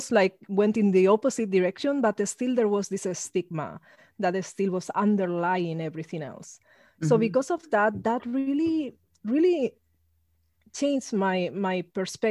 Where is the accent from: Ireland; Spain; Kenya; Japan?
Spain; moved away; I grew up in Spain